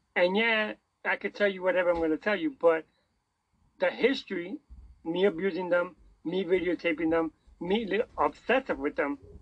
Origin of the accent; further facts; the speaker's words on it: New York City, New York, United States; I'm from New York City